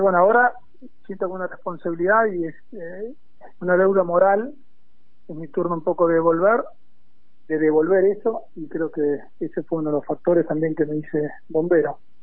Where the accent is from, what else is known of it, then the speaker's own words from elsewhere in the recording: Argentina; also born or lived in United States / General Pinto, Buenos Aires, Argentina; me recibí a los 24 años volví al país